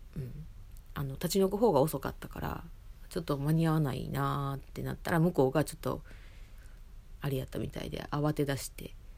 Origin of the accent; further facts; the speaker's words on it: Osaka, Japan; moved away as an adult; now in Tokyo, Japan; その実家がその住んでたところが大阪市内だったっていうこともあり